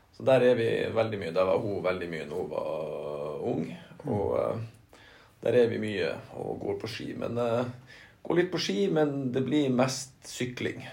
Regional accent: Lødingen, Nordland, Norway; also born or lived in Narvik; Jeg er født, i Narvik, da. Mm. Men jeg er oppvokst på Lødingen

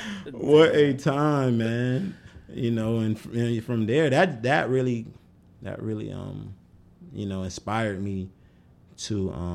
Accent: Florida, United States; I had never seen snow. Never. Oh, I'm from Florida, so you know what I mean?

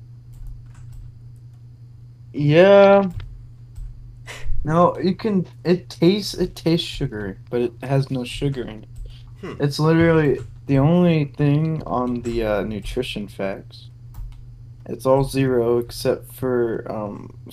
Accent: United States; As an American

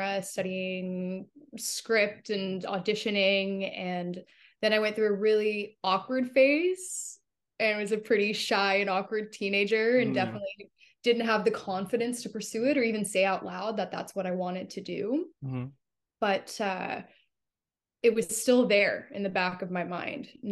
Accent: Canada; I'm a Canadian actress

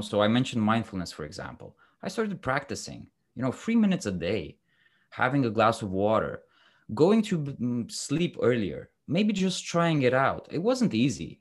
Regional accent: Romania; moved away as an adult; also born or lived in London / Dubai; I'm originally from Romania

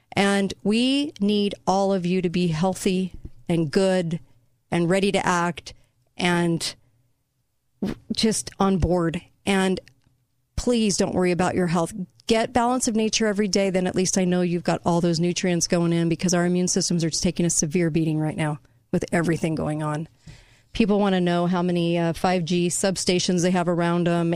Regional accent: United States; I'm an American

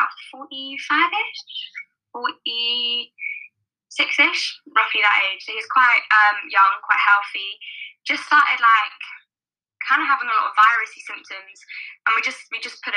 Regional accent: London, United Kingdom; also born or lived in Liverpool; I am born and raised in South London

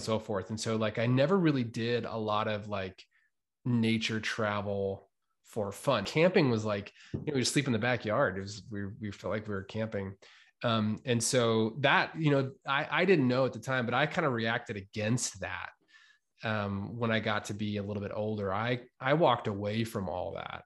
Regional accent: United States; also born or lived in New York; now in Boise, United States; I was from Weezer in Ontario

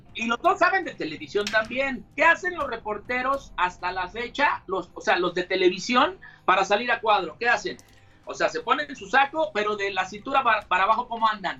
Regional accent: Querétaro, Mexico; yo soy el queretano 100%.

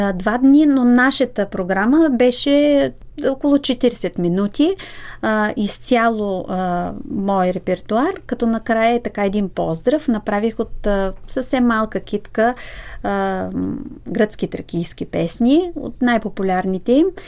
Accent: Bulgaria; аз като българка

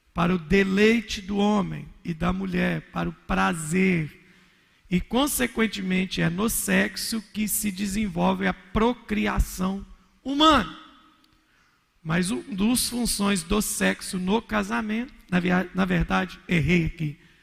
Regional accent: Minas Gerais, Brazil; sou mineiro

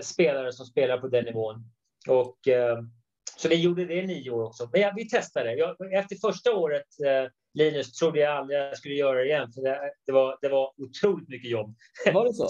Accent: Sweden; moved away as an adult; now in United States; I grund och botten är jag svensk

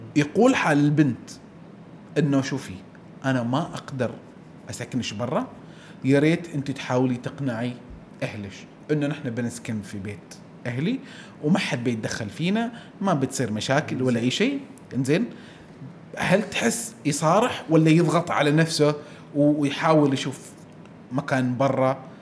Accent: Oman; عندنا في عمان

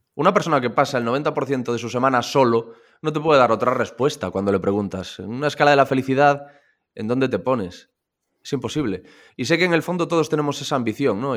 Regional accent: Corcubión, Galicia, Spain; moved away; Yo estoy en Radio Corcubión, en la cadena Ser eh, Costa Morte, que es la de mi pueblo

